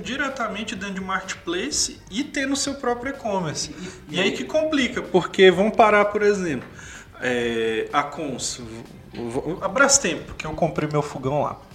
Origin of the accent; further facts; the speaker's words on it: interior of Minas Gerais, Brazil; sou do interior de Minas, aí lá a gente, a gente fala mercado